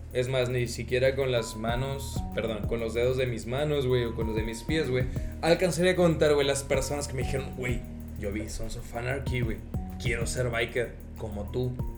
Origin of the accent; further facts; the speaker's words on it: Ciudad Juárez, Chihuahua, Mexico; somos de Juárez